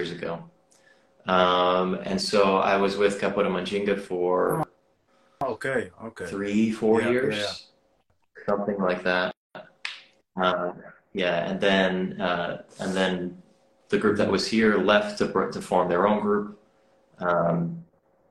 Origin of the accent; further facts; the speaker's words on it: East Coast of the U.S. by Boston, Massachusetts, United States; moved away as an adult; now in California, United States; I grew up on the East Coast of the U.S. by Boston.